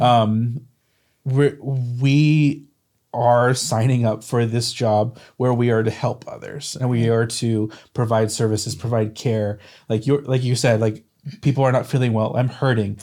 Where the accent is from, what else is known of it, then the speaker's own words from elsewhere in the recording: Corbett, Oregon, United States; I grew up in Corbett, Oregon